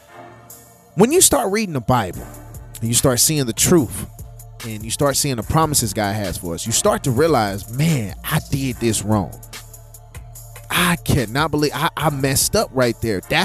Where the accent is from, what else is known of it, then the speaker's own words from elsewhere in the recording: St. Louis, Missouri, United States; I'm from St. Louis